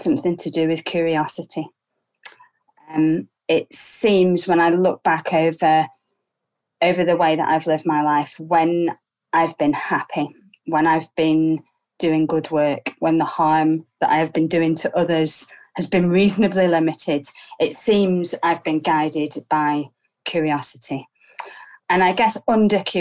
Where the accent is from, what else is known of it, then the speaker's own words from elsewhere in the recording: Preston, North West England, United Kingdom; also born or lived in Cambridge; I was born in Preston in the early 80s. Very ordinary working class family.